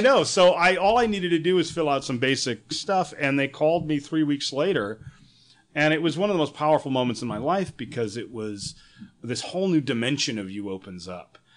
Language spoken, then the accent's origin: English; New Hampshire, United States; also born or lived in New York / San Francisco; now in Los Angeles, United States; a kid that grew up in New Hampshire